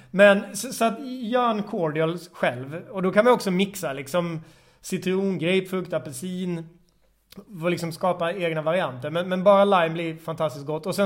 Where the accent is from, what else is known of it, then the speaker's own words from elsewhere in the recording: Småland, Sweden; Eh, eller på Instagram, bar jag hatar ibland att säga är när jag är smålänning, bar till grav.